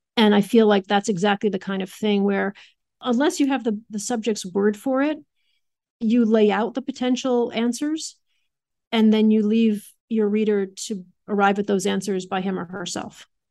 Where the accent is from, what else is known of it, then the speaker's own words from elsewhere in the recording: Adams, Massachusetts, United States; I grew up in Adams